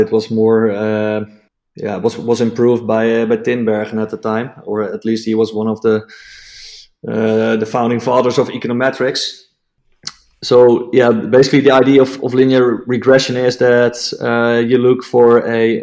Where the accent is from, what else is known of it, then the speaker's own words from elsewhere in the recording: Netherlands; English is a second language; English is not my mother tongue. I'm Dutch